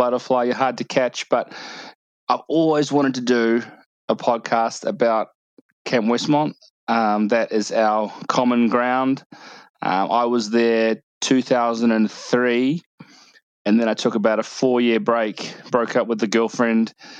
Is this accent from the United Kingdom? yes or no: no; New Zealand; now in Australia; I'm from New Zealand. Been here 10 years.